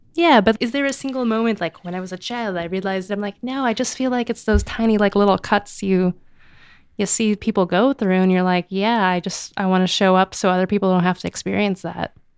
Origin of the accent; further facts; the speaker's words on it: United States; first language English; the privileges I was born into, to be an American citizen, to speak English as my native language